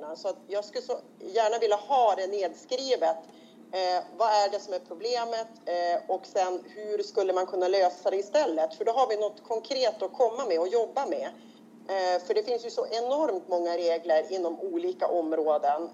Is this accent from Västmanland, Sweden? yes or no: no; Robertsfors, Västerbotten County, Sweden; jag kommer från Västerbotten, eh, från Robertsfors kommun